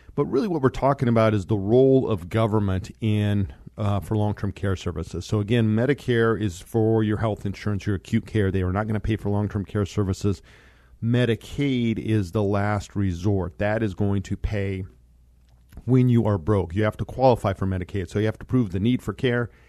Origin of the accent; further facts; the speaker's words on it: Monte Vista, Colorado, United States; I grew up in Monta Vista, Colorado.